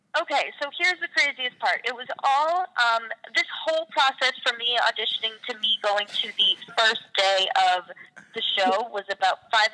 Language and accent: English; Massachusetts, United States; I grew up right outside Boston, and I always grew up doing theater.